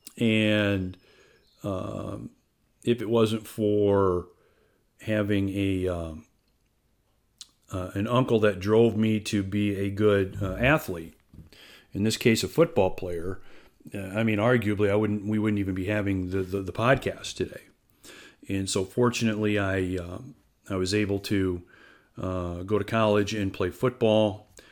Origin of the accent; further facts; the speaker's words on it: Algona, Iowa, United States; I grew up in small town Iowa. I'm originally from Algona, uh, which is a small town in north central Iowa.